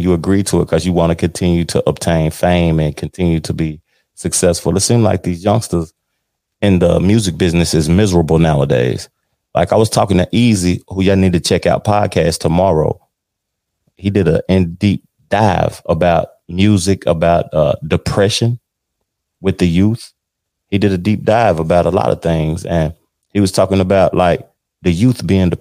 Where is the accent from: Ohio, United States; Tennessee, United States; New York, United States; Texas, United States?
Tennessee, United States; moved away; my home state of Tennessee